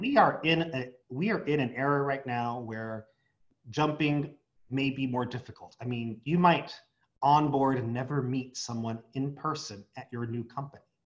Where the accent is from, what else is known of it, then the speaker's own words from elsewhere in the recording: San Diego, California, United States; my hometown, San Diego